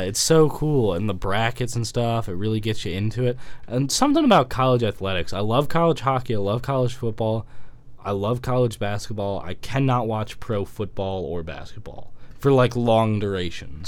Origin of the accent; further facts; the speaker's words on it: Atlanta, Georgia, United States; I'm from somewhere that's really hot. You know, I'm from Atlanta